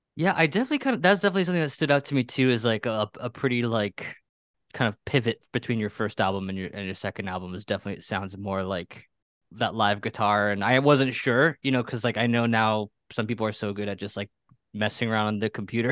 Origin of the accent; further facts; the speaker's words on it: Pennsylvania, United States; I grew up in Pennsylvania.